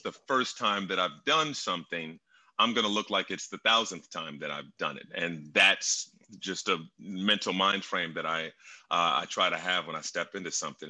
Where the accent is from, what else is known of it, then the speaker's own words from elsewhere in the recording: Indianapolis, Indiana, United States; moved away as an adult; also born or lived in Brooklyn, New York; I'm from Indianapolis.